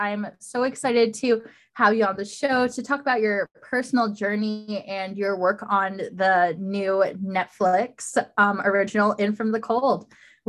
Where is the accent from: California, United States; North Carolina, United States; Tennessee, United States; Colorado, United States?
California, United States; moved away; I'm originally from California. I'm imagining warmer days as I'm stuck in Nebraska right now.